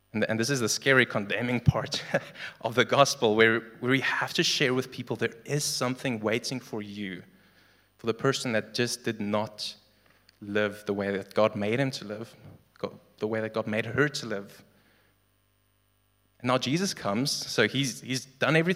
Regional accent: South Africa; Legally, I'm a South African citizen.

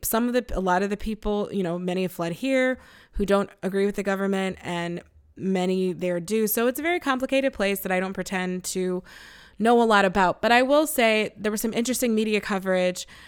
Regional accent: Buffalo, New York, United States; I'm from Buffalo.

